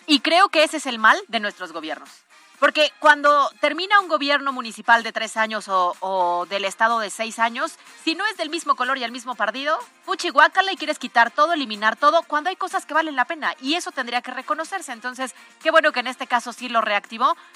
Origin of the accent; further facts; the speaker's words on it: Puebla, Mexico; nosotros como poblanos